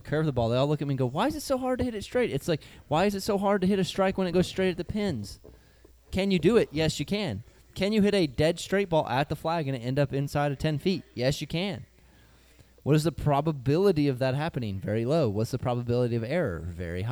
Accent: Northern Ohio, United States; I grew up in Northern Ohio

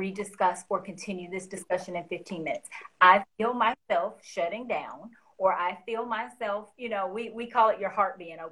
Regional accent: the South, United States; I'm from the South, so there's a phrase that we use

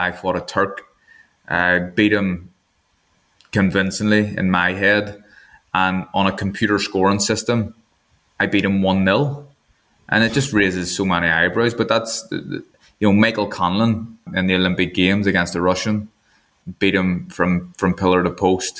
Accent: Northern Ireland, United Kingdom; I'm from Northern Ireland and I'm also a Protestant as well

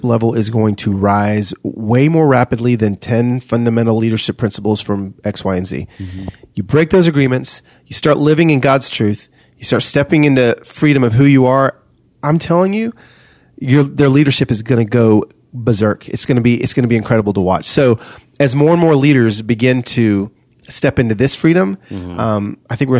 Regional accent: Los Angeles, California, United States; I am from East LA. I am all my cousins are living in the barrio, Vatos Locos, and I am a red Mexican

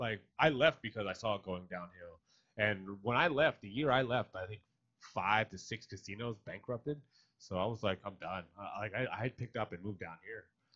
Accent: Atlantic City, New Jersey, United States; moved away as an adult; also born or lived in Philadelphia; I grew up in Atlantic City, went to Atlantic City High, did Atlantic City Radio, did all that stuff. And then, probably in my 20s, I moved to Philadelphia

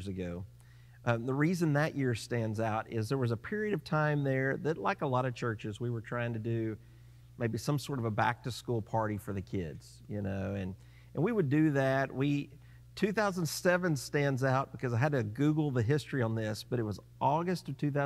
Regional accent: United States; now in Mustang, United States; I grew up in the Oklahoma and Texas area

